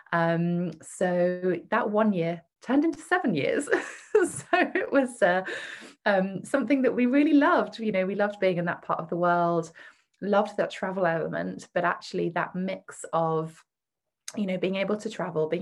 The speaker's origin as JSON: {"language": "English", "country": "United Kingdom", "also_born_or_lived": "Singapore", "said": "You might guess from my accent that I'm from the UK"}